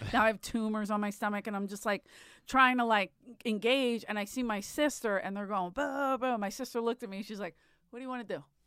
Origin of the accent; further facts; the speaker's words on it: Philadelphia, Pennsylvania, United States; I'm from Philly